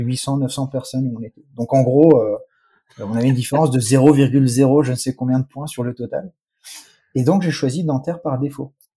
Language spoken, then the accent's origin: French; Strasbourg, Grand Est, France; moved away as an adult; now in United States; je n'ai jamais vécu en Iran. Non, je suis né, je suis né à Strasbourg